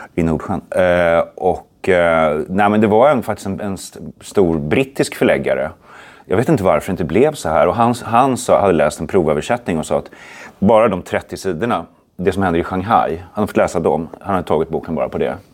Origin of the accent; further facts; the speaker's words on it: Sweden; jag är en svensk skräckförfattare